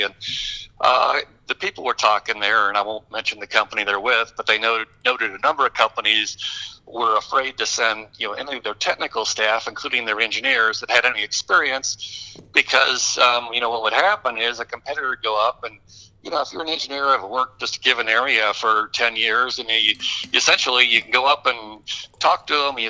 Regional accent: Detroit, Michigan, United States; moved away; I grew up in the Detroit area

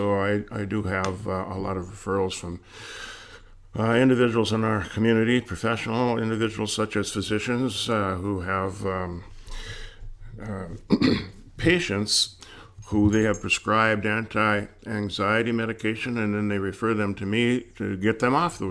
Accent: Cloquet, Minnesota, United States; I grew up in Cloquet, Minnesota, and I played hockey and football there.

